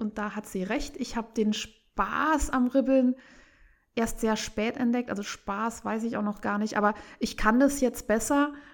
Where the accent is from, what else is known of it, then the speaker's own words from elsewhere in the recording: Saarland, Germany; ich liebe meine, meine Heimat